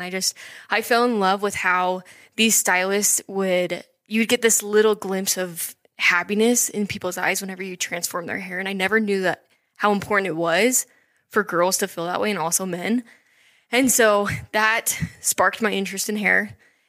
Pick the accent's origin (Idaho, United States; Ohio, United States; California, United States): Idaho, United States; Idaho Falls; Yeah, so I'm from Idaho Falls.